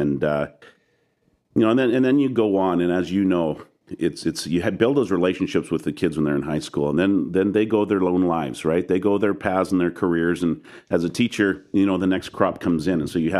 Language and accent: English; Regina, Saskatchewan, Canada; moved away; also born or lived in British Columbia; Even though I'm from Saskatchewan